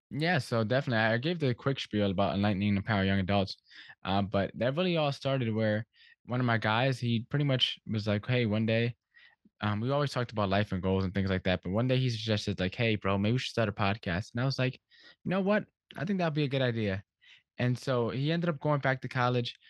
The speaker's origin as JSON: {"language": "English", "town": "Stamford", "region": "Connecticut", "country": "United States", "tie": "born or raised there", "said": "I grew up here in, in Stamford, Connecticut"}